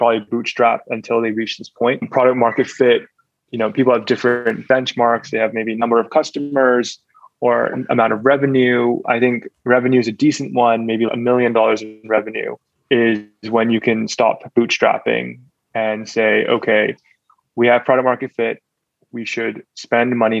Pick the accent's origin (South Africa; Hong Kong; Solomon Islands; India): Hong Kong; now in Singapore; Growing up in Hong Kong, we were exposed to a lot of entrepreneurs